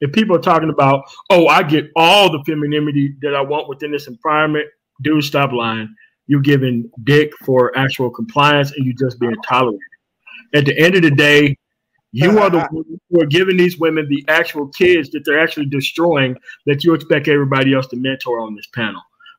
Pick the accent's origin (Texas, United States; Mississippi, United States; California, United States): Mississippi, United States; I grew up in Mississippi